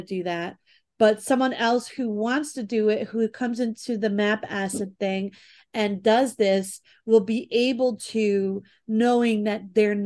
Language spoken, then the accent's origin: English; New York City, New York, United States; I'm from the Bronx